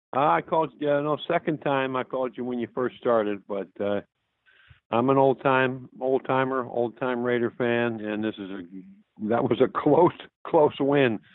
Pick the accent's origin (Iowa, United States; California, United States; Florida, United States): California, United States; Sacramento; now in San Diego, United States; I'm calling from San Diego. I'm from Sacramento.